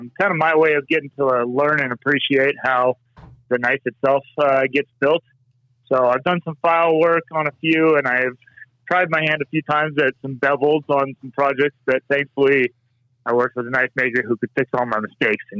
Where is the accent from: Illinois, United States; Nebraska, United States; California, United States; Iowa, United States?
California, United States; Southern; moved away; I grew up in Southern California.